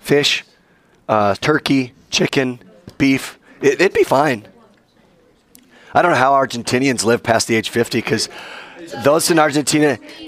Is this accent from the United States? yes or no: yes; United States; I'm still an American.